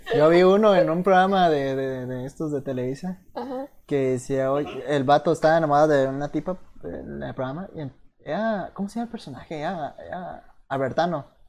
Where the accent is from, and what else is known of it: Mexico